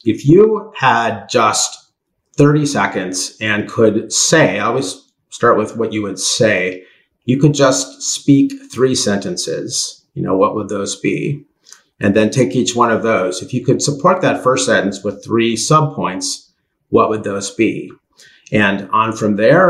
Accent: United States; I'm American

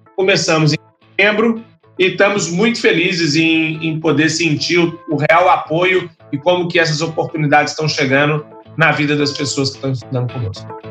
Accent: Belo Horizonte, Minas Gerais, Brazil; Eu sou de Belo Horizonte, lá em, em, Minas Gerais

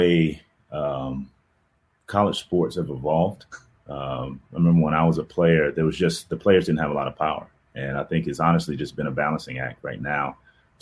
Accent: Atlanta, Georgia, United States; moved away as an adult; also born or lived in Northern California / Pacific Northwest / Midwest; Atlanta's home

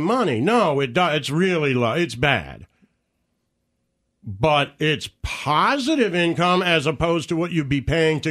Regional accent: Detroit, Michigan, United States; born or raised there

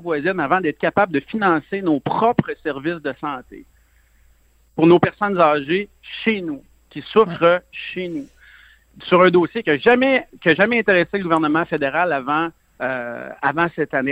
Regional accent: Lebel-sur-Quévillon, Quebec, Canada; also born or lived in Saguenay-Lac-Saint-Jean / Montérégie; je viens de Saguenay-Lac-Saint-Jean. J'ai grandi dans le nord du Québec et euh, à Lebel-sur-Quivillon.

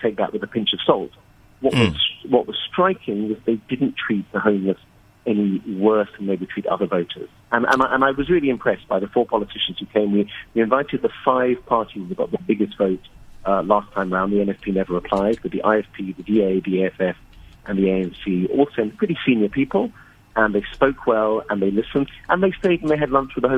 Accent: United Kingdom; now in Durban, South Africa; as you may have guessed from my accent, I'm British.

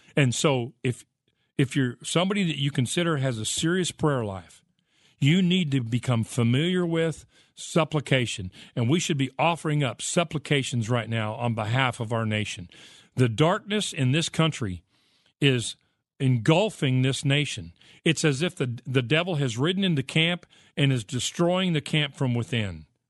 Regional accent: United States; I love America. I grew up here

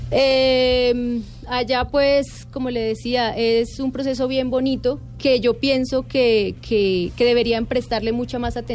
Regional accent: Colombia; somos la delegación colombiana y entonces como es una escuela donde van alrededor de 150 países diferentes, y nosotros somos la delegación colombiana

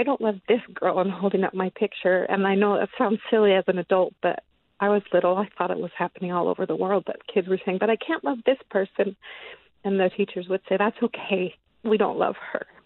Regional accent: West Valley City, Utah, United States; I grew up born and raised in Utah. I've never lived anywhere else.

